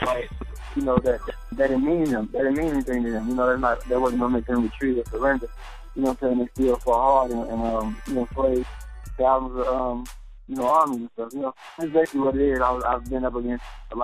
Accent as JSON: {"language": "English", "town": "Chicago", "region": "Illinois", "country": "United States", "tie": "born or raised there", "said": "Chicago being my hometown"}